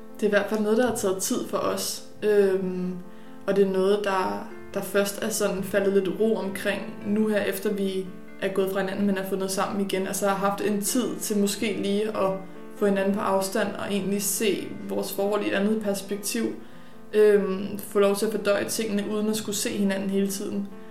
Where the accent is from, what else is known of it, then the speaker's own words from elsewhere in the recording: Birkerød, Capital Region of Denmark, Denmark; also born or lived in Ganløse; jeg er oprindelig fra Birkerød og opvokset